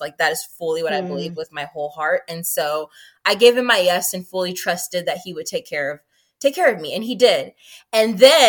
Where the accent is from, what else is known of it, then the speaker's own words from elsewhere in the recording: Seattle, Washington, United States; moved away as an adult; also born or lived in Zimbabwe / Atlanta, Georgia / Hawaii; now in South Carolina, United States; I grew up in Seattle, Washington. I was actually born in Zimbabwe and moved to Seattle with my family when I was 4 years old. And then from there in 2015, I transitioned by myself to Atlanta, Georgia.